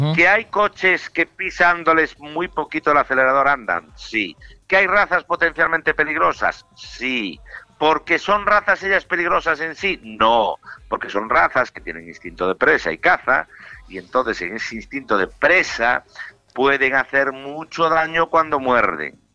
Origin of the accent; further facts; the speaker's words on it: Galicia, Spain; con mi tierra no se mete ni Dios. si hablo yo mal de ella, hablo yo porque soy gallego